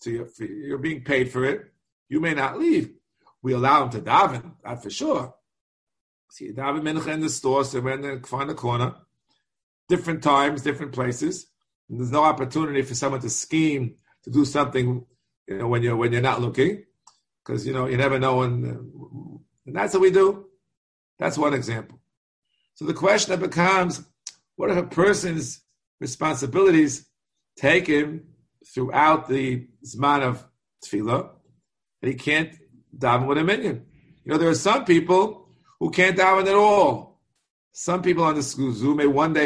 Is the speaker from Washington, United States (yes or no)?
no; New York, United States; I'm a New Yorker